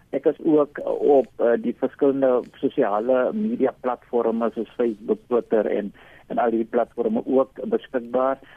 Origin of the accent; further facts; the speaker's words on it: South Africa; ons as Suid-Afrikaners